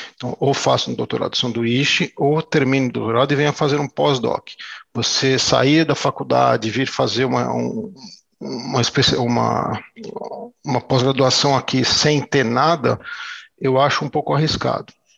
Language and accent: Portuguese; Brazil; moved away as an adult; eu sou brasileiro e sou brasileiro aqui até hoje